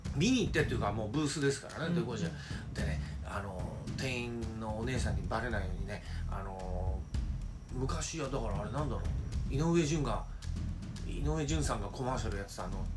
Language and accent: Japanese; Oimachi, Tokyo, Japan; 大井町のえあの私の実家があるとこですけど